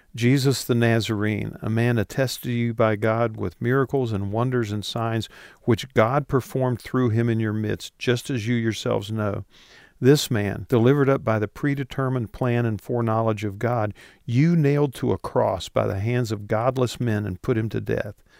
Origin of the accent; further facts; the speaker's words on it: West Virginia, United States; moved away; I grew up in West Virginia